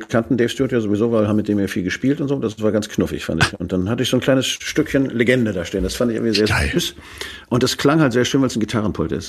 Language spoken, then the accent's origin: German; Hamburg, Germany; also born or lived in Flensburg; now in Schleswig-Holstein, Germany; Ich komme ja aus Hamburg, meine Mutter kommt aus Flensburg, da bin ich eigentlich geboren